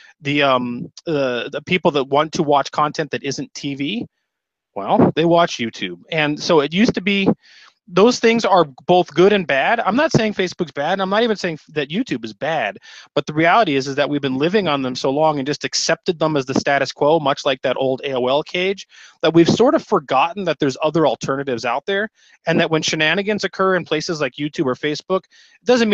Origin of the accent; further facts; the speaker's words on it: United States; as an American